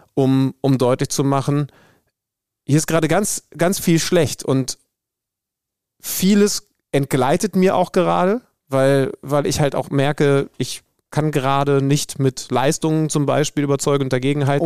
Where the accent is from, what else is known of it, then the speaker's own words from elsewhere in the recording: near Wolfsburg, Lower Saxony, Germany; ich bin hier in der Nähe aufgewachsen